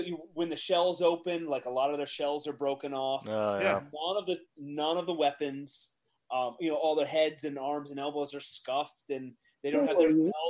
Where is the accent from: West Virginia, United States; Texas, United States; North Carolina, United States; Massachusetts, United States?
West Virginia, United States; I grew up in West Virginia